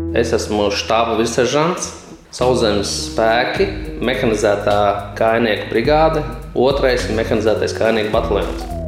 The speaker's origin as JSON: {"language": "Latvian", "town": "Bloma", "region": "Smiltene Municipality", "country": "Latvia", "tie": "born or raised there", "said": "no Blomas. Tas ir pie smiltenes puses, tāda apdzīvot vieta"}